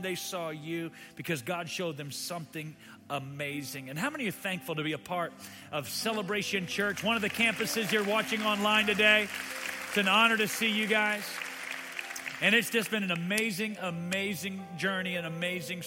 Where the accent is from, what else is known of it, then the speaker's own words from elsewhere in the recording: Louisiana, United States; now in Austin, United States; I'm from Louisiana myself